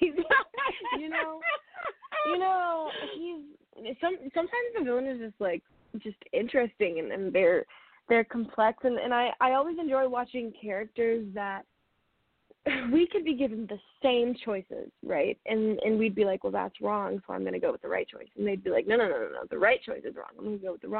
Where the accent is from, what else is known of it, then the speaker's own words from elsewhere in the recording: Michigan, United States; When I was growing up in Michigan, I had a Siberian Husky named Shiloh